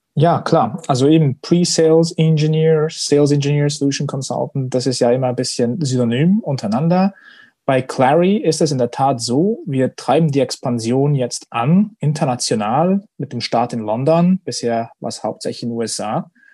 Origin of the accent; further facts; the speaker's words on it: Switzerland; als stolzer Schweizer